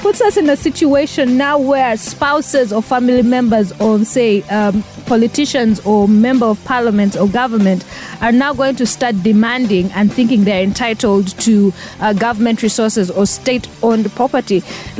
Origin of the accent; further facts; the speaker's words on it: Katakwi, Eastern Region, Uganda; I'm from Katakui.